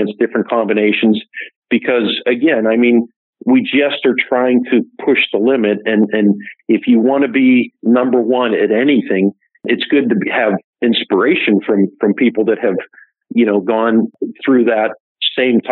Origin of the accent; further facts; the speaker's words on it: Pittsburgh, Pennsylvania, United States; I grew up right outside of Pittsburgh, Pennsylvania